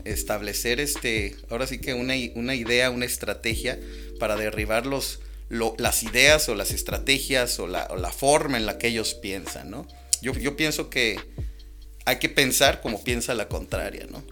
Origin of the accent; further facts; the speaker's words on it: Guanajuato, Mexico; moved away as an adult; now in San Luis Potosí, Mexico; soy de Guanajuato, capital. Este, e-, emigré de la ciudad de Guanajuato.